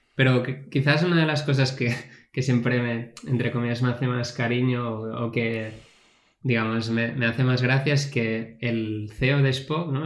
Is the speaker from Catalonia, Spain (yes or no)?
yes; Catalonia, Spain; yo como buen catalán